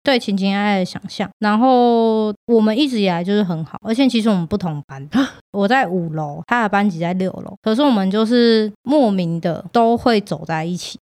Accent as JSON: {"language": "Chinese", "region": "Taichung", "country": "Taiwan", "said": "我是台中人，我记得我那一届五六年级有三个跟我一样都是 T 模样的女生"}